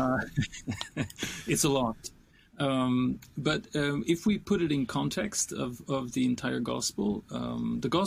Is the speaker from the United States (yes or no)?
no; Sweden; when I grew up in Sweden in the 70s and 80s